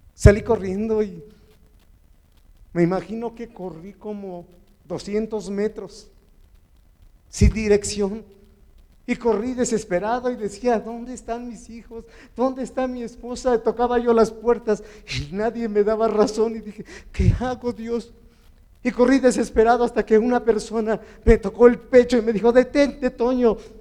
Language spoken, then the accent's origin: Spanish; Chalco, State of Mexico, Mexico; Soy de Chalco.